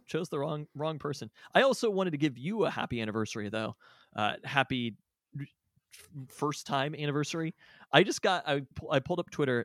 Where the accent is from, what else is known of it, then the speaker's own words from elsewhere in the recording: Seattle, Washington, United States; also born or lived in Renton; Born and raised in Seattle, literally never lived anywhere else in my entire life